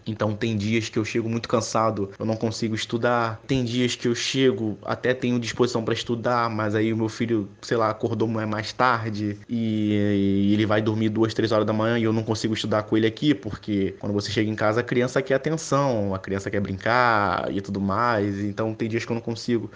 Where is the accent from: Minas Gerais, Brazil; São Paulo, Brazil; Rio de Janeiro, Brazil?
Rio de Janeiro, Brazil; eu tenho 27 anos, eu sou do Rio de Janeiro